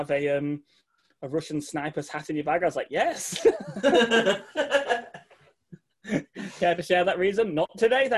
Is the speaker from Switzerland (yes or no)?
no; England, United Kingdom; I am from England